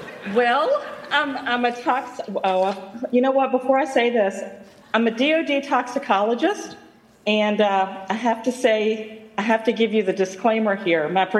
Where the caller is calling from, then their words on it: Havre de Grace, Maryland, United States; I'm calling from Haverty Grace, Maryland.